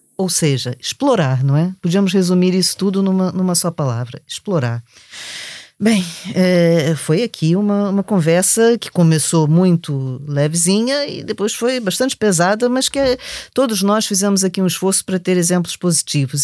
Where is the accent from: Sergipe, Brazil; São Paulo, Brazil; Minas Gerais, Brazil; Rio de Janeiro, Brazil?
Rio de Janeiro, Brazil; accent: Brazilian; now in Lisbon, Portugal; com esse sotaque vocês já perceberam que sou do Brasil